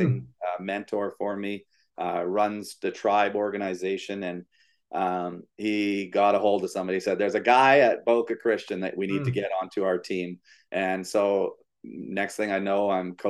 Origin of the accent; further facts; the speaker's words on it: Canada; moved away as an adult; also born or lived in Ontario / Manitoba / Alberta; now in Florida, United States; We grew up in Canada